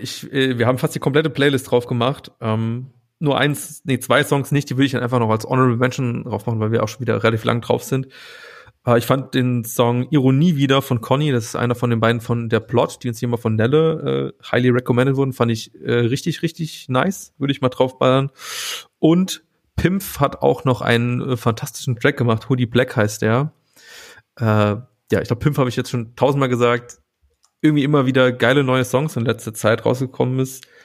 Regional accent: Saarland, Germany; moved away; Ich komme ja äh, original aus dem Saarland

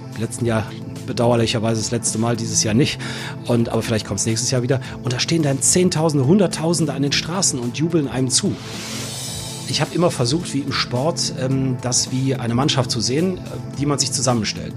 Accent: Solingen, North Rhine-Westphalia, Germany; also born or lived in Bonn; weil ich ursprünglich Solinger bin. bin gebürtiger Solinger

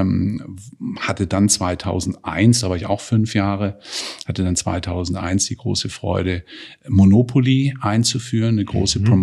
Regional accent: Baden-Württemberg, Germany; Wie du weißt, komme ich ja auch, wie du, aus dem Freiburger Raum, bin ein Badener

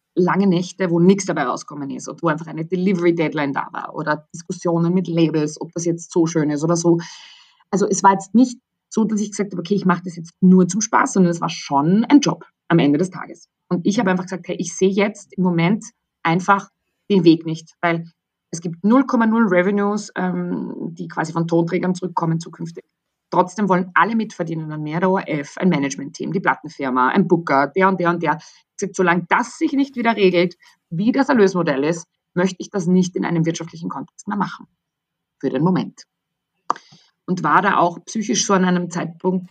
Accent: Austria; moved away as an adult; also born or lived in London; so bin ich dann eigentlich in der Mitte Österreichs genau eine halbe Stunde von meinem Geburtsort weggelandet

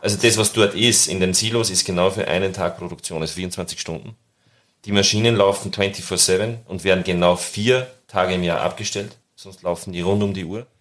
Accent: Austria; als Österreicher und Dialekt am Anfang

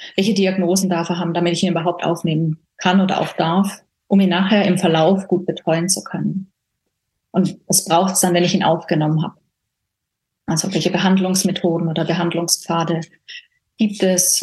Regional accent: Baden-Württemberg, Germany; moved away as an adult; now in Switzerland; Ich komme ursprünglich, komme ich eben aus Deutschland, ähm, aus Baden-Württemberg

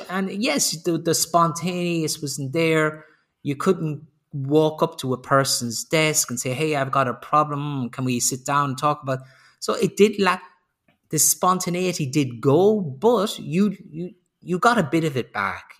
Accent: Ireland; moved away as an adult; also born or lived in Sweden / Slovenia / Spain; now in Germany; I'm originally I'm originally Irish, but I've lived outside of Ireland for 30 years

